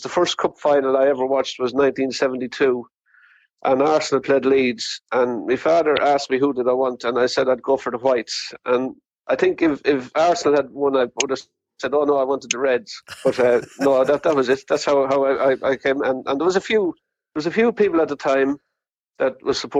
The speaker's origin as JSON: {"language": "English", "town": "Clara", "region": "County Offaly", "country": "Ireland", "tie": "born or raised there", "moved": "as an adult", "lives_now": "London, United Kingdom", "said": "growing up in Clara"}